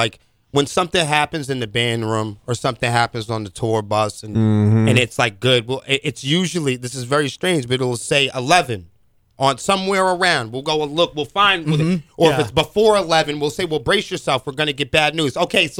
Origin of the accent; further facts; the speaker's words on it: Portsmouth, New Hampshire, United States; I personally grew up on hip hop, and I'm from Portsmouth, New Hampshire. I'm the old dude in the band.